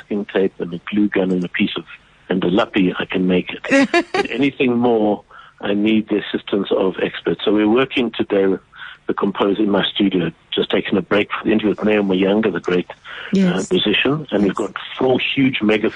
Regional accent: South Africa; in South Africa we grew up so aware of our shameful ongoing history

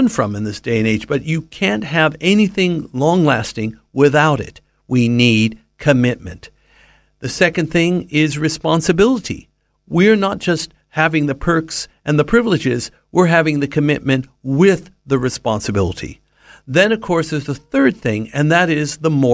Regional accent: Southern California, United States; Having been born and raised in Southern California

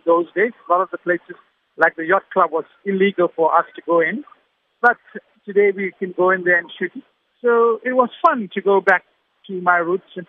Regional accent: Durban, KwaZulu-Natal, South Africa; It makes me proud that I'm from Durban. This is my hometown and all the locations that I used to film I used to play there as a kid

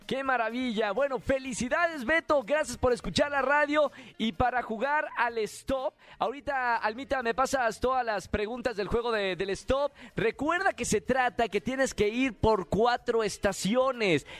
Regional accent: Nuevo León, Mexico; Nuevo León, de mi tierra

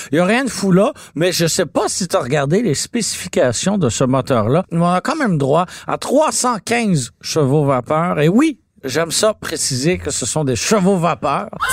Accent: Montreal, Quebec, Canada; j'ai grandi à Antique Quartier-Ville

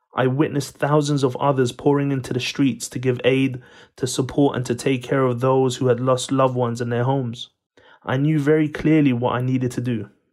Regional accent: Sanandaj, Kurdistan, Iran; In nineteen eighty-four, I was born in Iran, in a city called Sanandaj

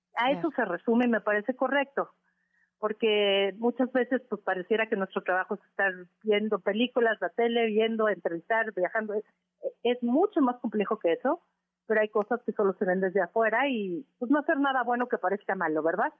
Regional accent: Mexico; no soy la única mexicana

